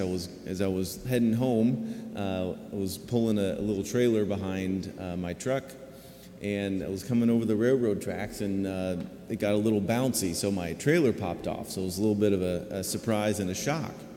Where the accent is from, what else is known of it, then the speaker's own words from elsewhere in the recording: Zionsville, Indiana, United States; moved away as an adult; also born or lived in St. Paul, Minnesota; I grew up in Zionsville, I was born and raised here uh, in Zionsville, and um, uh, just went to school there. My parents lived there. Um, so Hoosier through and through